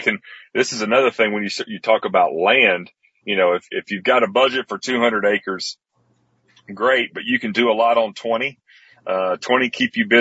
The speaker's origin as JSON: {"language": "English", "town": "Athens", "region": "Tennessee", "country": "United States", "tie": "born or raised there", "also_born_or_lived": "Atlanta, Georgia", "said": "my hometown here in Athens, Decatur, Tennessee"}